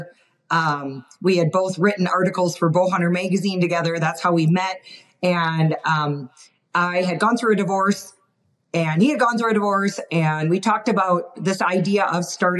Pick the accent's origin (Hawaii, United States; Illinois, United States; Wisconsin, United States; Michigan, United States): Wisconsin, United States; moved away as an adult; also born or lived in Montana; now in Utah, United States; I grew up in Wisconsin, so I'm a Midwestern gal